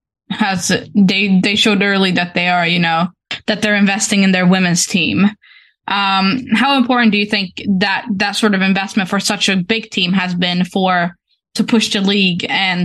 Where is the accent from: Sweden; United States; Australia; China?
Sweden; we're from Sweden, all of us